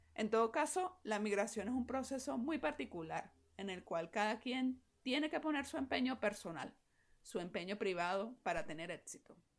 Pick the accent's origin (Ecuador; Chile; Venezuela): Venezuela; me encuentro una vez más aquí en mi país trabajando